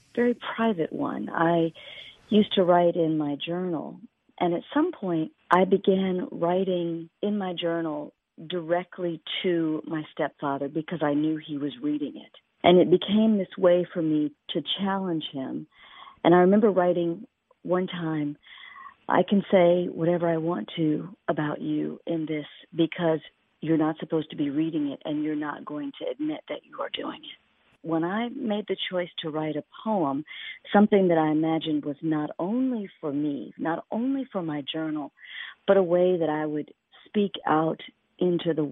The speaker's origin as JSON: {"language": "English", "region": "Mississippi", "country": "United States", "tie": "born or raised there", "said": "I was born in Mississippi"}